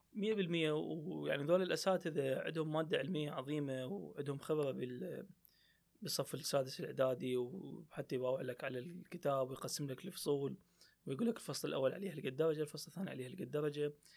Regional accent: Iraq

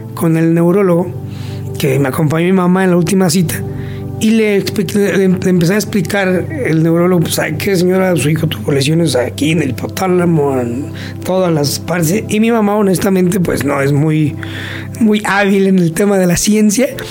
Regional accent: Huichapan, Hidalgo, Mexico; oriundo de Huichapan, en el estado de Hidalgo

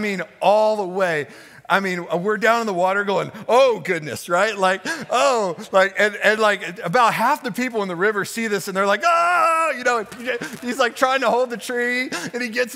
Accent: Houston, Texas, United States; moved away; I grew up in Texas, in Houston

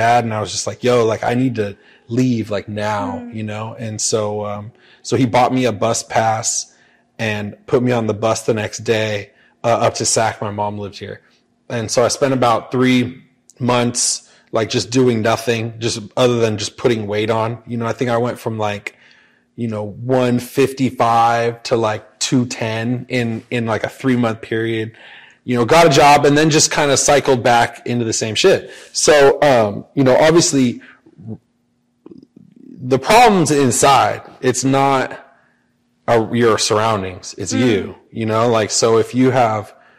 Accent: Paso Robles, California, United States; now in Sacramento, United States; I grew up in Paso Robles, San Luis Obispo area

